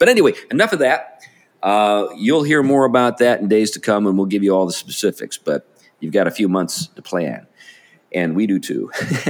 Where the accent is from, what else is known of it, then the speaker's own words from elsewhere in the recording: New England, United States; we're from New England.